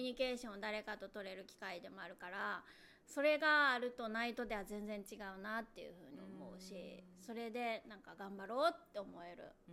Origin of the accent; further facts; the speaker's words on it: Osaka, Japan; 私はまあ大阪育ち大阪生まれなんで